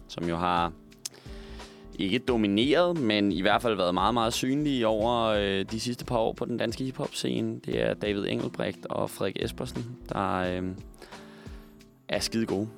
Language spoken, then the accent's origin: Danish; Roskilde, Zealand, Denmark; jeg kommer fra Roskilde